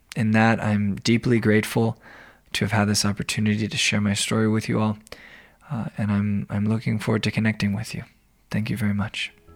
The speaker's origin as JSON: {"language": "English", "region": "Arizona", "country": "United States", "tie": "born or raised there", "also_born_or_lived": "Denver, Colorado", "moved": "yes", "lives_now": "Ypsilanti, United States", "said": "I'm originally from Arizona, where I was raised by two very supportive and loving parents"}